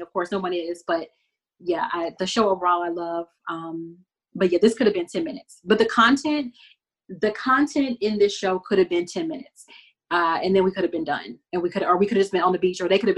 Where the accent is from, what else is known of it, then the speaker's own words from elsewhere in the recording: Texas, United States; I'm from Texas.